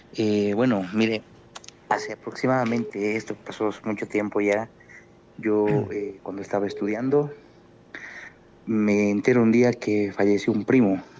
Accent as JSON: {"language": "Spanish", "country": "Bolivia", "lives_now": "Cochabamba, Bolivia", "said": "soy de Bolivia"}